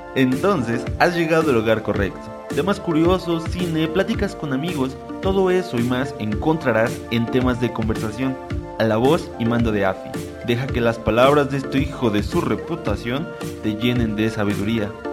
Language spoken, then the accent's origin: Spanish; Mexico; somos mexicanos orgullosos